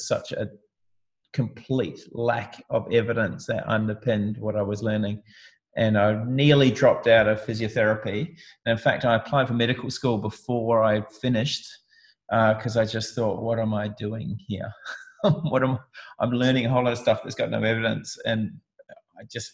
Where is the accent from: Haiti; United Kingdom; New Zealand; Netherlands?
New Zealand; moved away; I grew up in New Zealand in a small town, and I left home